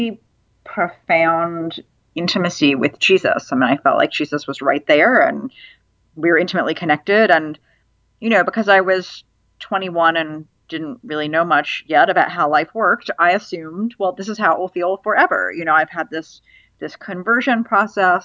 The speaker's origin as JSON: {"language": "English", "region": "North Carolina", "country": "United States", "tie": "born or raised there", "also_born_or_lived": "Virginia / Cambridge, United Kingdom", "said": "I grew up Jewish in North Carolina and Virginia"}